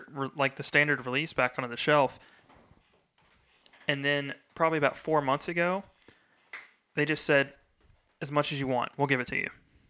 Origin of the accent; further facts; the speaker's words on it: Frankfurt, Hesse, Germany; this is one of my favorites because like I said, growing up in Frankfurt, when I used to, this is going to sound ridiculous.